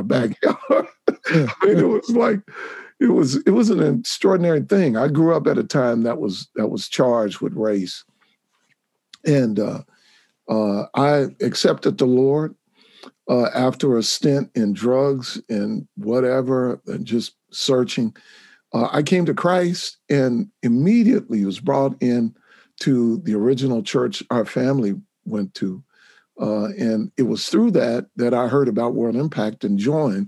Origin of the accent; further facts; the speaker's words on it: Wichita, Kansas, United States; I'm from Wichita, Kansas. And I grew up here